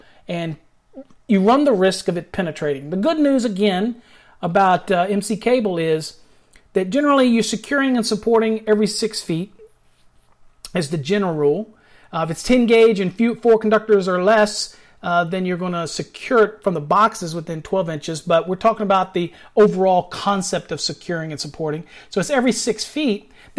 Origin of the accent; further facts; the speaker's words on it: Virginia, United States; now in Texas, United States; You got to remember, I came to Texas, but yeah, I'm from Virginia, you know, and everybody enunciates better out here in Texas, even though it has a little drawl on it.